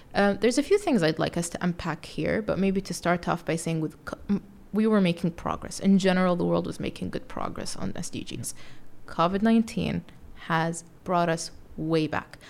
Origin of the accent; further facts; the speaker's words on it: Saudi Arabia; moved away as an adult; also born or lived in United Kingdom / California; now in New York City, United States; Being from Saudi Arabia, I grew up around Muslims all the time